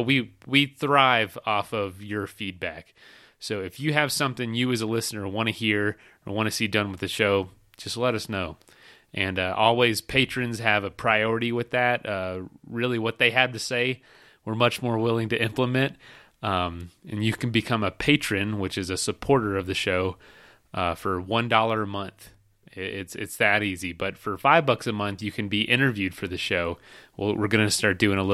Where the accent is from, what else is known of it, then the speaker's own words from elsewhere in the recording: Polk County, Central Florida, United States; moved away; I'm from Florida. I'm from Central Florida, Polk County